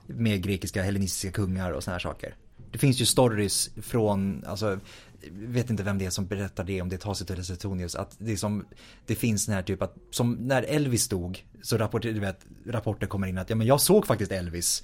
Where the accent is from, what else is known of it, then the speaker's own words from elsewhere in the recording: Stockholm, Stockholm County, Sweden; märks det att jag är från Stockholm?